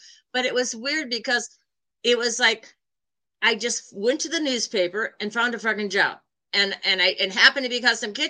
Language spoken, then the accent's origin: English; New York City, New York, United States; I came from New York City and I was working retail